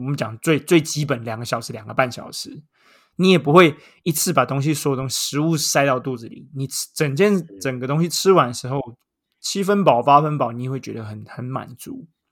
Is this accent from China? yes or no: no; Taiwan; 从小在台湾长到大